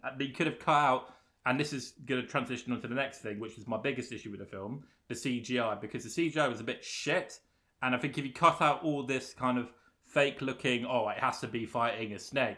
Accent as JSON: {"language": "English", "region": "London", "country": "United Kingdom", "said": "I'm from London"}